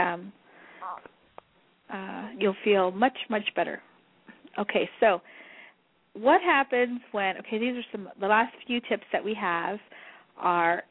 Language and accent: English; New Mexico, United States; moved away; Because I'm, you know, Spanish. I'm from New Mexico.